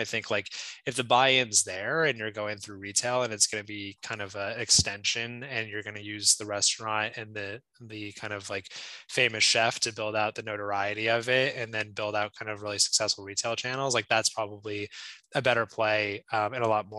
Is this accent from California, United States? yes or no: yes; California, United States; moved away; growing up in California